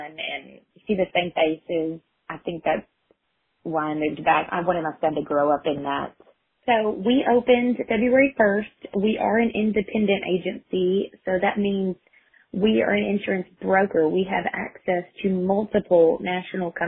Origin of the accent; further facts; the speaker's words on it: Clifton, Texas, United States; also born or lived in Hamilton, Texas / Waco, Texas; I was actually born in Hamilton, but I grew up in Clifton. I went to school, kindergarten through 12th grade here